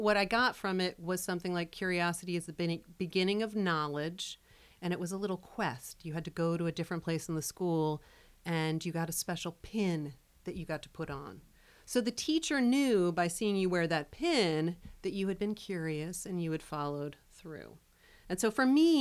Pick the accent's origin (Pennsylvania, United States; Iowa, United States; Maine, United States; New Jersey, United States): Pennsylvania, United States; Philadelphia; also born or lived in Vermont; now in Manchester, United States; I grew up in Philadelphia, and I've been in Vermont for about 20-plus years